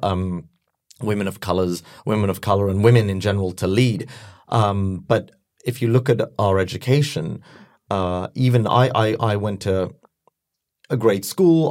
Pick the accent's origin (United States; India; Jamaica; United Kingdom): United Kingdom; London; I was born and raised in London